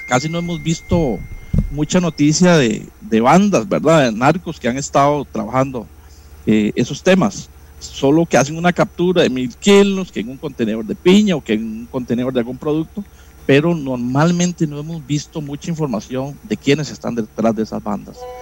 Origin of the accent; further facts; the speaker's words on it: Florencia, Alajuela, Costa Rica; Yo soy sancaleño, soy de Florencia, San Carlos